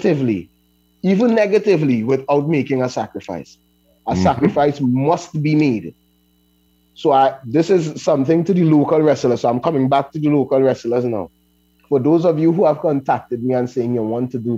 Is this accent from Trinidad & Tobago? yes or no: yes; Laventille, Trinidad & Tobago; I am from Lavantil, so I already fighting a stigma